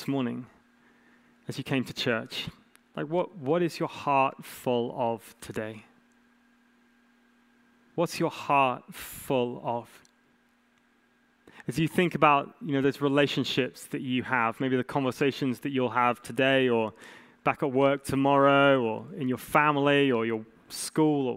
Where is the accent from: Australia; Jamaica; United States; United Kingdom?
United Kingdom; England; As an English man